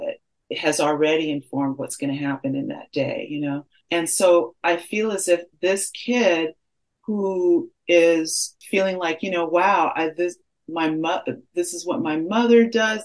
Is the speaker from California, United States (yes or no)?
yes; Los Angeles, California, United States; I grew up in Baldwin Hills and I was bused for elementary school in Bel Air